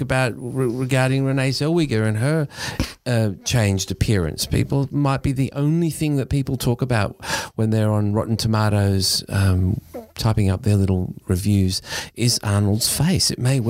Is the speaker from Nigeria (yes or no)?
no; Australia; especially as an Australian